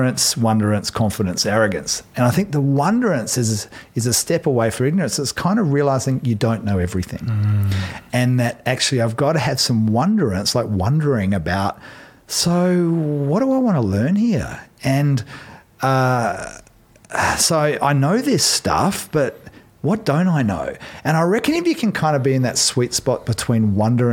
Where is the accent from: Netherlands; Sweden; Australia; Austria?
Australia; now in New Zealand; I'm Aussie